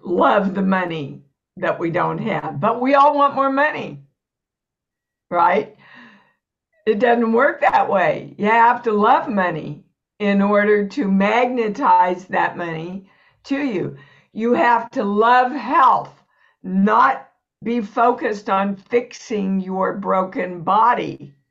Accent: Kansas, United States; moved away as an adult; also born or lived in New York; I was born and raised in Kansas, never left Kansas till I went to New York.

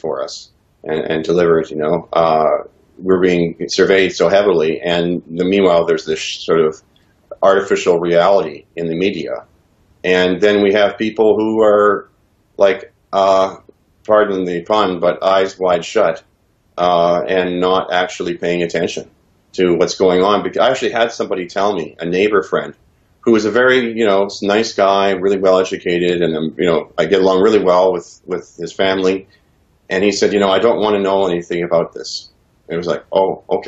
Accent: Canada; also born or lived in Regina, Saskatchewan / Ontario; I was proud of my country and being a Canadian

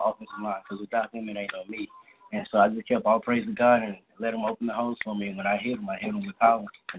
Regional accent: Houston, Texas, United States; also born or lived in Crosby, Texas; I went to school in Crosby, but I'm originally from Houston.

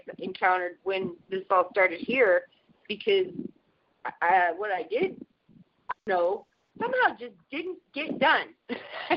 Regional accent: Washington, United States; I'm actually from Washington

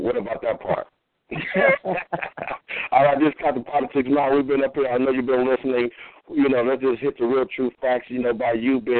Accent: California, United States; born there; But I was really born on Figueroa Road, so I know about all that game.

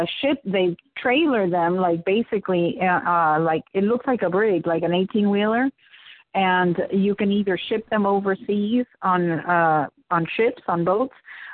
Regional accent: Florida, United States; also born or lived in Cuba; So I live in Florida. So for me, and I grew up, when I came from Cuba, my dad instantly, the minute they bought this property, he started planting.

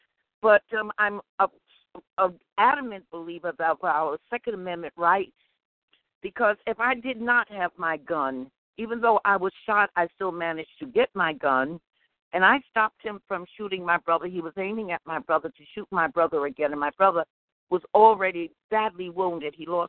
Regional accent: New York City, New York, United States; Well, I was born in Harlem, and I'm a black woman.

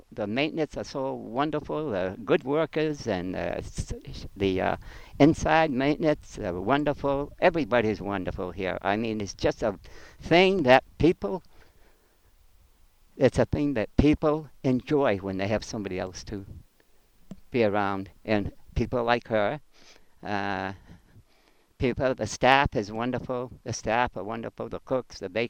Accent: Auburn, United States; moved away; I'm from Auburn.

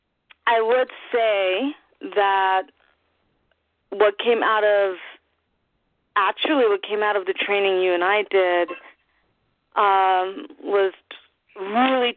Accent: New York, United States; As a New Yorker who does theater, I've never dreamed of leaving home

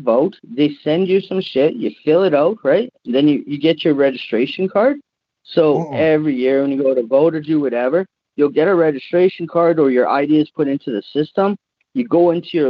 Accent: Canada; as a Canadian

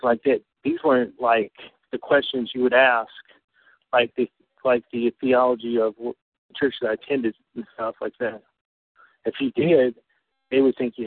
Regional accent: North Carolina, United States; I'm originally from North Carolina, so living in North Carolina

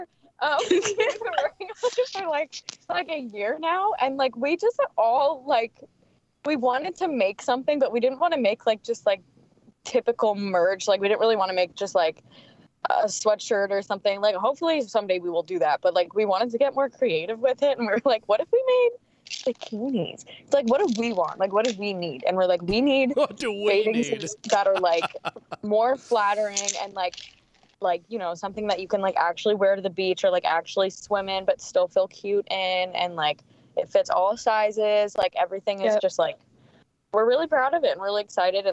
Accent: San Diego, California, United States; That's my hometown

